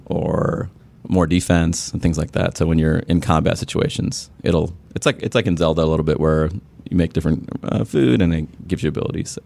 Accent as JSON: {"language": "English", "country": "Sri Lanka", "tie": "born or raised there", "said": "I grew up in Sri Lanka, which was a British colony"}